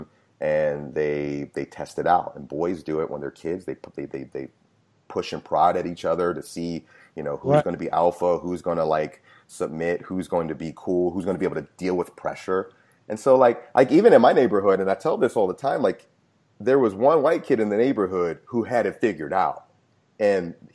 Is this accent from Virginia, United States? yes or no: yes; Chesapeake, Virginia, United States; Grew up in Chesapeake, Virginia